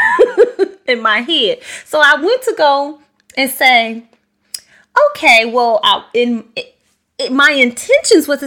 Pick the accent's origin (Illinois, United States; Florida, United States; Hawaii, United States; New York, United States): Illinois, United States; Chicago; I'm from Chicago, born and raised, from there